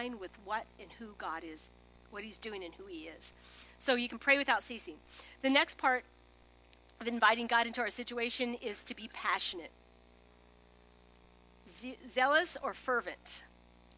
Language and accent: English; Holdrege, Nebraska, United States; moved away as an adult; also born or lived in Lincoln, Nebraska / Chicago / Springfield, Missouri; I grew up in Holdridge, 5000, went to Lincoln